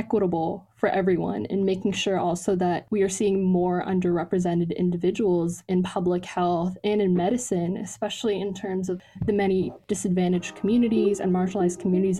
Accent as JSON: {"language": "English", "region": "Ontario", "country": "Canada", "tie": "born or raised there", "also_born_or_lived": "Pakistan", "moved": "yes", "lives_now": "United States", "said": "Ontario, the province that I lived"}